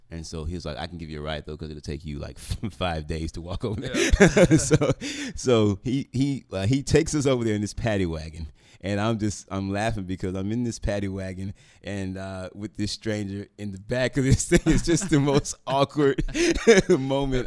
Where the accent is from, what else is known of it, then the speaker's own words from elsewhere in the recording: Memphis, Tennessee, United States; I grew up in South Memphis